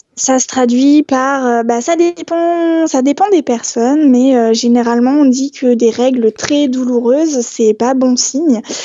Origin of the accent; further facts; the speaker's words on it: Strasbourg, Grand Est, France; je suis née à Strasbourg